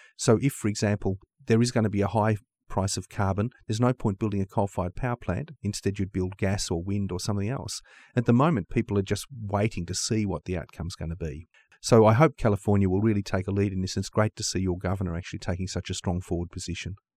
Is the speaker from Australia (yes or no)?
yes; Australia; Australia is my home country